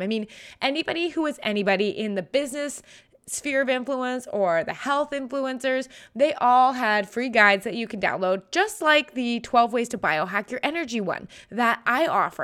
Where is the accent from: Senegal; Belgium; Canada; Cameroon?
Canada; I'm a Canadian.